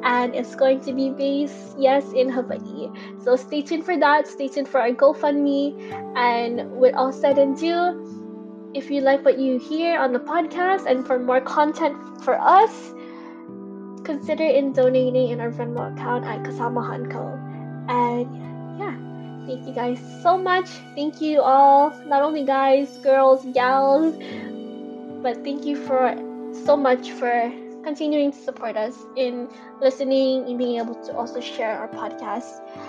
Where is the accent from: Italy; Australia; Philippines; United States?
Philippines; Because as a nation, as a Filipino, there's just so much to unravel and uncover.